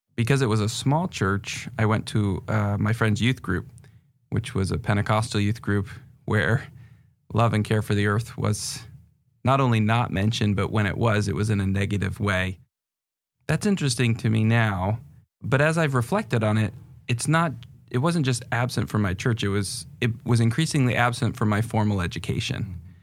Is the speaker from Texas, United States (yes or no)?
no; northern New Hampshire, United States; moved away as an adult; also born or lived in England; now in Seattle area, United States; I was born in England and moved to the United States when I was five and grew up in northern New Hampshire